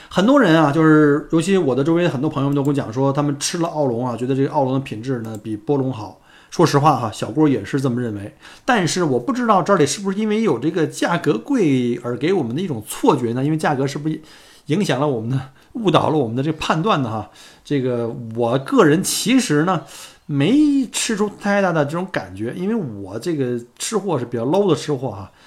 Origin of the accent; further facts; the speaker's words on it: China; now in Melbourne, Australia; 作为一个中国人啊，小姑那是相当的自豪啊